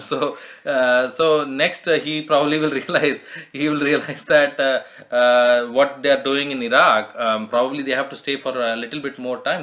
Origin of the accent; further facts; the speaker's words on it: South India, India; I'm South Indian